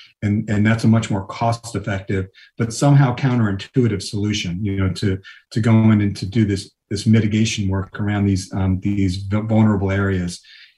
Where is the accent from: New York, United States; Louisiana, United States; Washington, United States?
New York, United States; You know, I grew up in New York